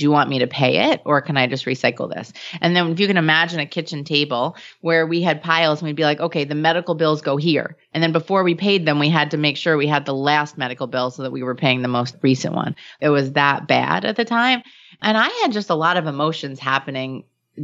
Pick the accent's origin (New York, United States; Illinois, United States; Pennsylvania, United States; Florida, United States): New York, United States; I'm Jewish and from New York